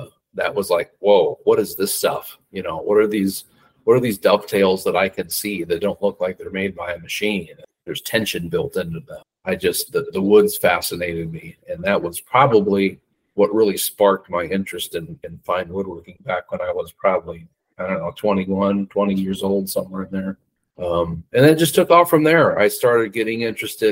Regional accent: Cedar Rapids, Iowa, United States; I was born and raised in Cedar Rapids, Iowa

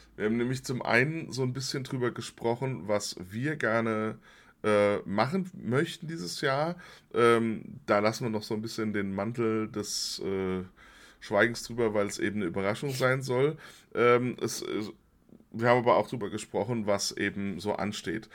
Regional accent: Limburg an der Lahn, Hesse, Germany; ich äh, bei den Domsignaben aufgewachsen bin in Limburg

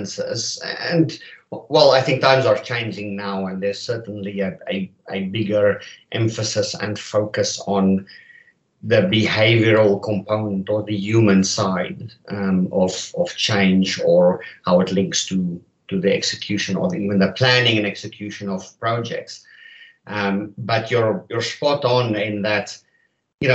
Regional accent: South Africa; moved away as an adult; now in Canada; I'm not a native Canadian, but I hail from South Africa.

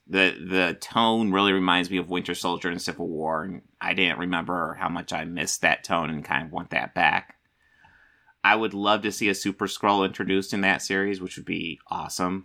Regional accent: United States; I'm an American

